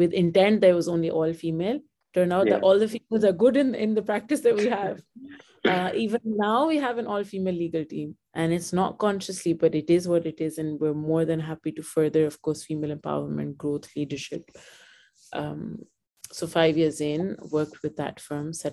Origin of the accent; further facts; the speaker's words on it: Pakistan; moved away as an adult; now in Dubai, United Arab Emirates; I was born in Pakistan and I never wanted to move out of Pakistan